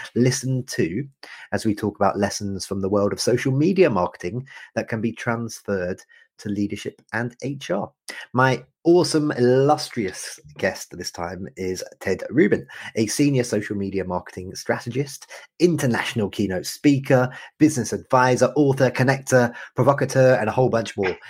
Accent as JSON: {"language": "English", "country": "United Kingdom", "said": "as a Brit"}